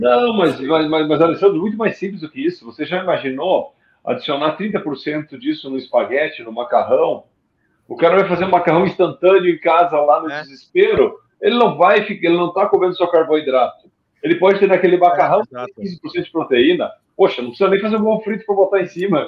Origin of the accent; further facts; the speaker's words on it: Gaúcho, Rio Grande do Sul, Brazil; como gaúcho